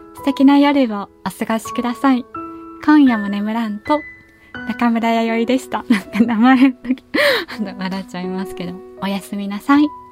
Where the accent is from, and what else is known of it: Kyushu, Japan; moved away as an adult; also born or lived in Kanto